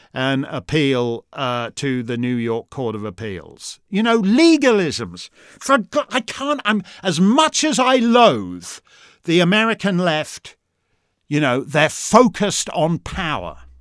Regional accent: Canada; I'm just a Canadian.

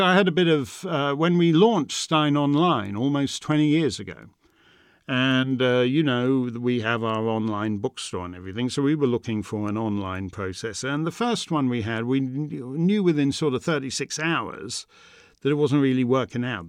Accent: Canada; I'm a Canadian subject of the Crown

